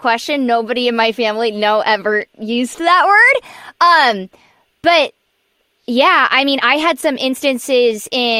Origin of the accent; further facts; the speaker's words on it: Southern California, United States; growing up in Southern California, it was so, it's different here.